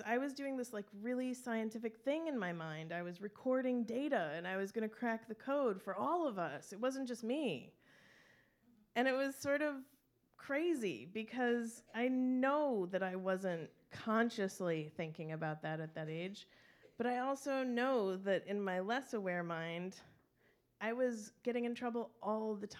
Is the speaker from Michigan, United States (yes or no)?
yes; Traverse City, Michigan, United States; I grew up in Traverse City